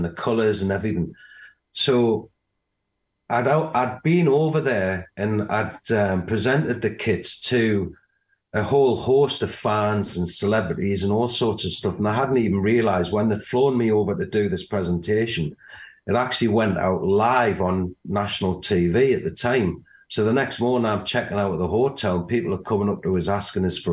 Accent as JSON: {"language": "English", "region": "England", "country": "United Kingdom", "said": "with us being English"}